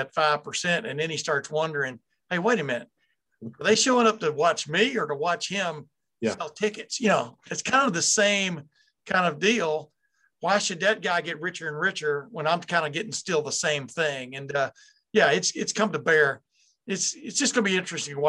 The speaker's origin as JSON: {"language": "English", "town": "Houston", "region": "Texas", "country": "United States", "tie": "born or raised there", "said": "I caught the River Oaks section of Houston growing up in Texas."}